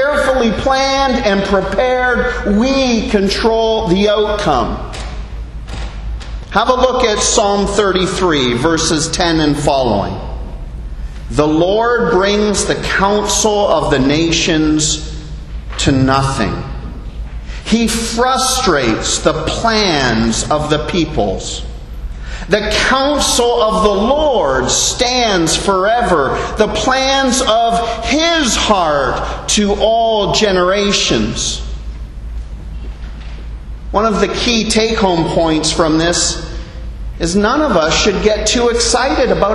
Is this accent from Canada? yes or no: yes; Canada; moved away as an adult; now in Bahamas; as a Canadian living here in the Bahamas for nearly